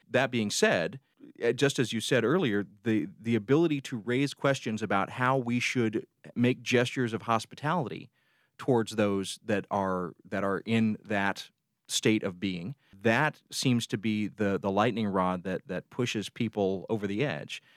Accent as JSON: {"language": "English", "region": "the South", "country": "United States", "tie": "born or raised there", "also_born_or_lived": "South Side of Chicago", "moved": "yes", "said": "growing up in the South"}